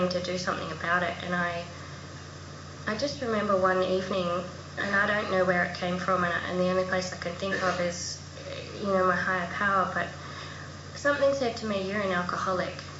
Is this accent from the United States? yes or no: no; Adelaide, South Australia, Australia; moved away as an adult; also born or lived in Melbourne; I grew up in Adelaide and I moved to Melbourne